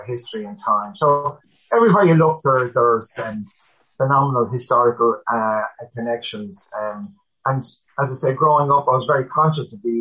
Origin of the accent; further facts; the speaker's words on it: Dublin, County Dublin, Ireland; I grew up in Villa Park, which is beside the Phoenix Park in the Navan Road area